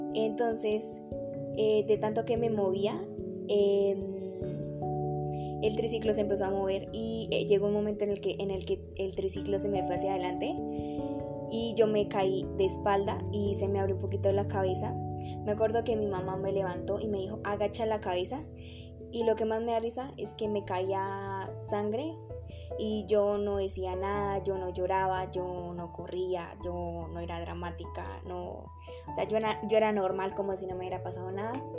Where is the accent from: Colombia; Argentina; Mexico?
Colombia; Sogamoso, Boyacá; soy de Sogamoso, estudio en el Colegio Politécnico Álvaro González Santana, eh, llevo 12 años en esta institución